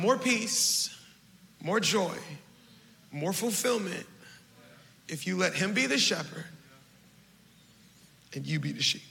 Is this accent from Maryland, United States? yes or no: yes; Baltimore, Maryland, United States; I'm from Baltimore. We know how to hustle. 13, I'm doing odds and ends. 14, I start cutting grass